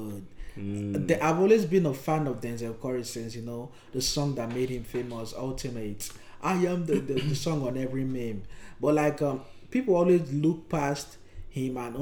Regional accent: Nigeria; accent: Nigerian; if you guys haven't figured out from our accent, we are Nigerian

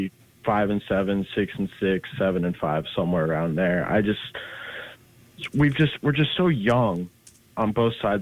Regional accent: Cleveland, Ohio, United States; moved away; I'm from Cleveland. So I'm a big Browns fan

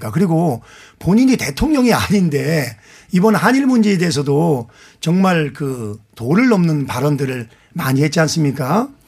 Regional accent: Anseong, Gyeonggi Province, South Korea; 안성 출신

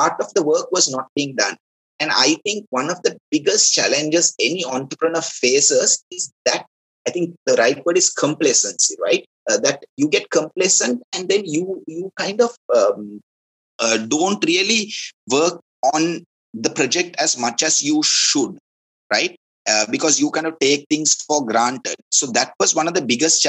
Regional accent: Kandy, Central Province, Sri Lanka; so I'm originally from Kandy, my hometown is Kandy

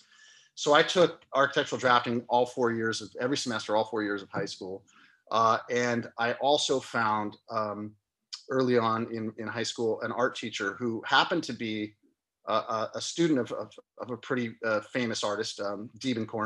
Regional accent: Santa Cruz, California, United States; I grew up here in Santa Cruz

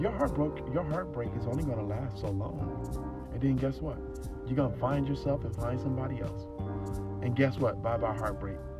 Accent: Phoenix, Arizona, United States; I'm from Phoenix, Arizona, born and raised.

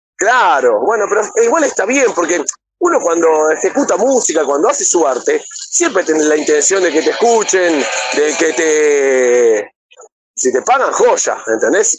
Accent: Buenos Aires, Argentina; soy de Buenos Aires, Argentina

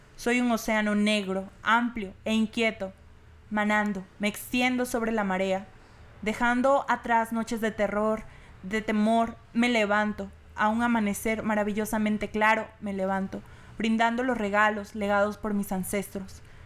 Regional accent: Veracruz, Mexico; yo vengo de Veracruz

